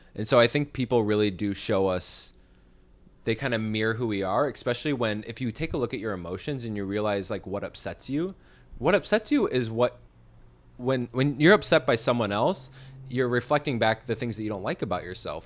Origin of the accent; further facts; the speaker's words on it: Chicago, Illinois, United States; now in California, United States; when I came from Illinois to California